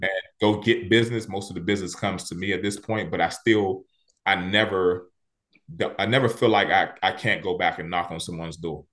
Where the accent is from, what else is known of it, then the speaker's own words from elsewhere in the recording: Washington, District of Columbia, United States; I grew up in Southeast D C.